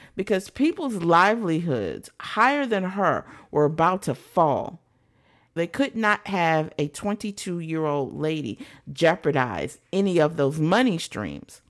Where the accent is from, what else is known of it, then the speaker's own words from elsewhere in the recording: United States; being American